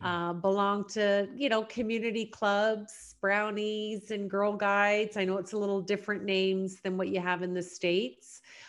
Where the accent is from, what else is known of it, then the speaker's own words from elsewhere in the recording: Canada; I live here now in London, grew up actually in several small rural communities. My dad was an entrepreneur, so we moved around a lot.